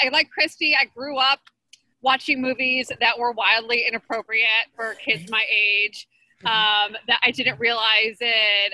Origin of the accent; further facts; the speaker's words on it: Detroit, Michigan, United States; I grew up in Detroit